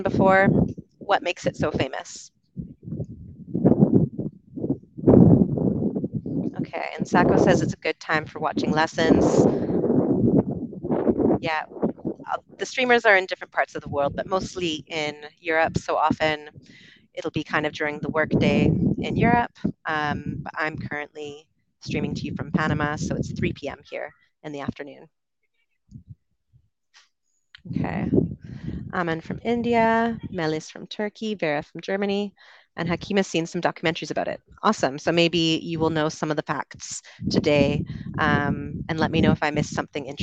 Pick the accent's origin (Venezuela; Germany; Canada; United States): Canada; moved away as an adult; also born or lived in United Kingdom; I'm from Canada originally, spent about 8 years living in the UK